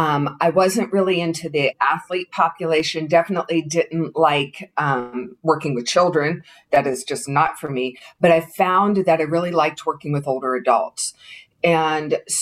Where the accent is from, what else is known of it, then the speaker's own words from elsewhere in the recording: Pittsburgh, Pennsylvania, United States; moved away as an adult; also born or lived in West Virginia / California; I grew up in Pittsburgh.